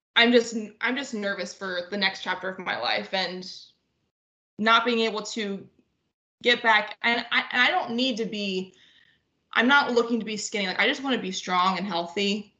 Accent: northwest Ohio, United States; I am from Ohio, just small town northwest Ohio okay. and um, grew up with three sisters.

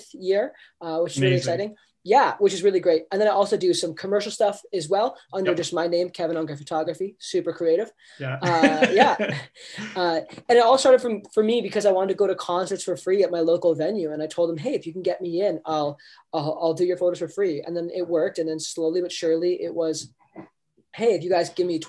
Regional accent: Niagara, Ontario, Canada; born or raised there

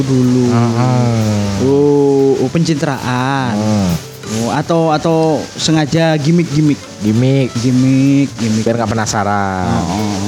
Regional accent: South Kalimantan, Indonesia; Iya, gue Banjar orangnya manggilnya dibilangnya mancis.

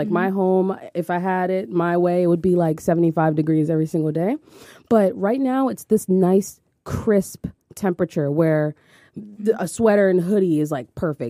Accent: New York City, New York, United States; also born or lived in suburbs near Philadelphia; now in Philadelphia, United States; I grew up in Brooklyn, right? And my mom used to buy me like fake shoes, fake brands, all that. Them kids made fun of me. And then I moved to the suburbs out here

